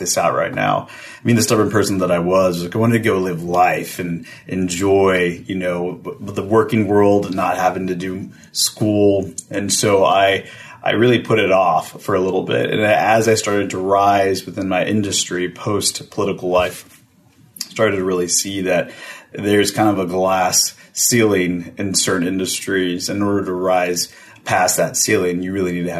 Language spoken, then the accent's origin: English; Texas, United States; I'm from Texas, from very Texas family